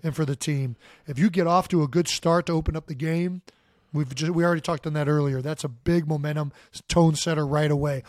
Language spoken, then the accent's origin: English; Cleveland, Ohio, United States; moved away; We're both from Cleveland, so we're Browns fans